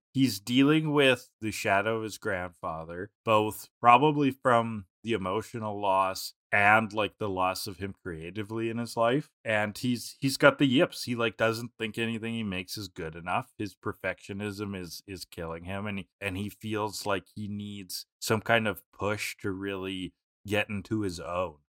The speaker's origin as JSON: {"language": "English", "country": "Canada", "said": "as a Canadian"}